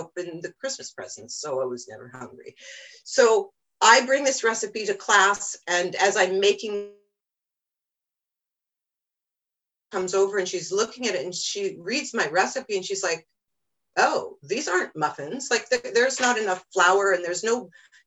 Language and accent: English; Cooperstown, New York, United States; moved away; I grew up in Cooperstown, New York originally